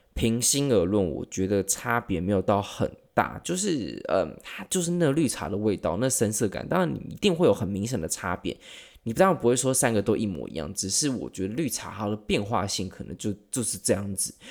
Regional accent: Taiwan; accent: Taiwanese; 我们台湾人

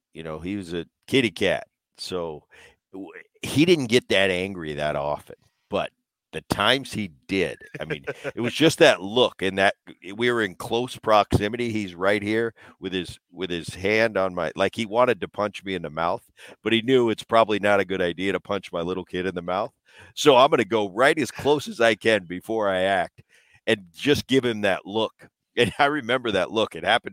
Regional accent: New Jersey, United States; Well, I grew up in my early childhood. I grew up in New Jersey.

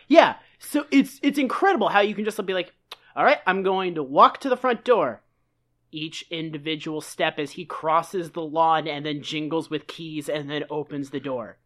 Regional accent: Massachusetts, United States; I'm from Massachusetts

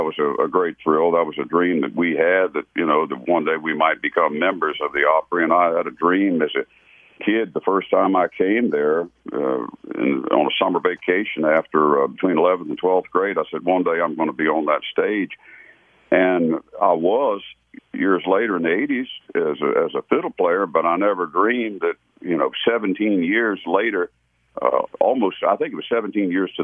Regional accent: Gaithersburg, Maryland, United States; I lived in Gaithersburg, Maryland. That was my hometown

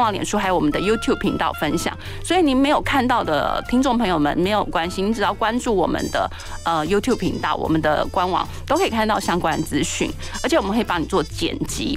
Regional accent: Taiwan; 我觉得在台湾出生长大就是一件很幸福的事情

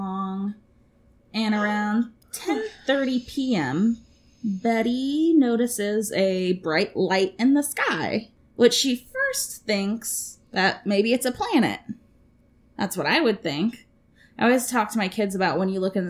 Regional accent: Florida, United States; moved away; I'm originally from Florida

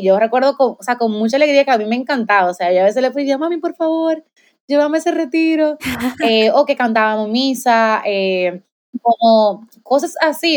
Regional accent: Dominican Republic; soy de República Dominicana, tengo 25 años, soy maestra

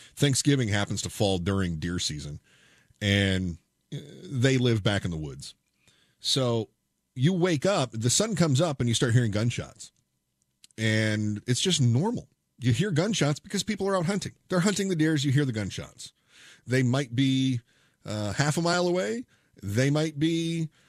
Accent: United States; I'm an American.

